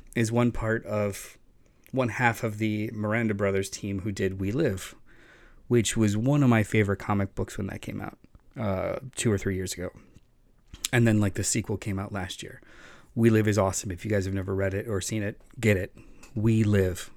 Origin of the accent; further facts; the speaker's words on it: Florida, United States; growing up in Florida